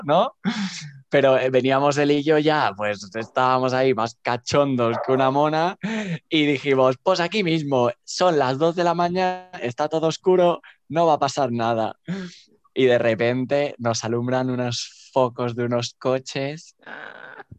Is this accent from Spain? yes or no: yes; Barcelona, Catalonia, Spain; moved away as an adult; now in Madrid, Spain; Soy originalmente de Barcelona, pero ahora estoy viviendo en Madrid por razones de formación y de búsqueda de empleo